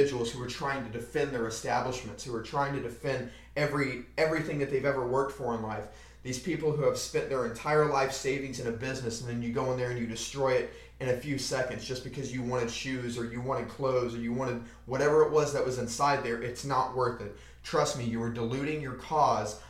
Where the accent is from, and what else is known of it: United States